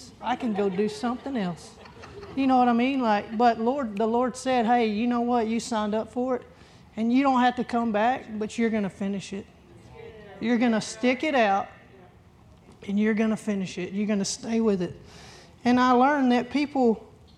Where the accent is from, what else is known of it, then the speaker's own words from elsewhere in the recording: Texas, United States; little old me from Dayzetta, Texas